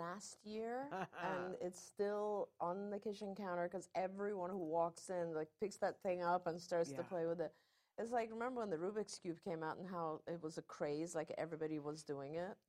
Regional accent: United Kingdom; accent: British; I learned English in England, in the UK, and so I had a very British accent. Then I went to an American school, and it kind of became some weird mixture.

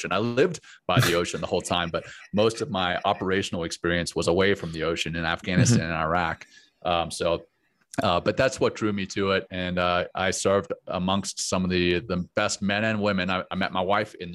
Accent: Louisiana, United States; also born or lived in Cape Town, South Africa / Johannesburg, South Africa; I grew up in Louisiana

